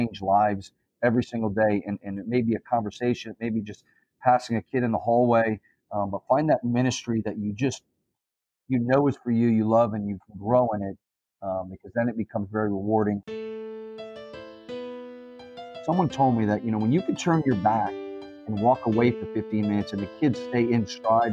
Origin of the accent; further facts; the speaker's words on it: South Florida, United States; also born or lived in Baltimore, Maryland; now in Red Lion, Pennsylvania, United States; I'm originally from South Florida, so I was born and raised down there